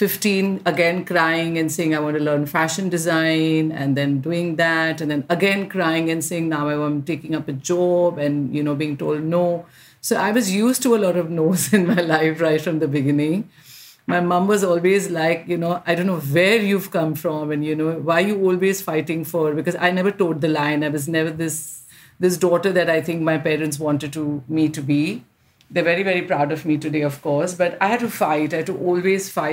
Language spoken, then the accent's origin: English; India; I'm an Indian fashion designer